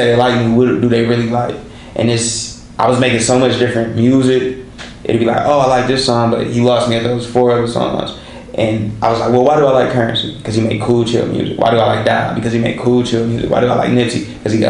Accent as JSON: {"language": "English", "town": "Pontiac", "region": "Michigan", "country": "United States", "said": "I'm this kid from Pontiac, Michigan"}